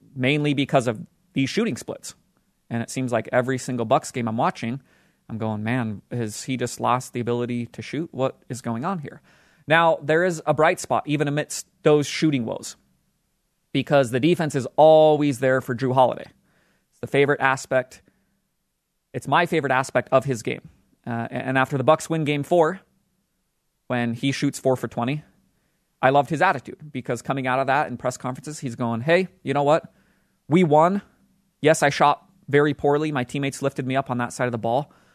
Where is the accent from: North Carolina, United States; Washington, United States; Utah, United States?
Utah, United States; the state of Utah, my hometown state where I live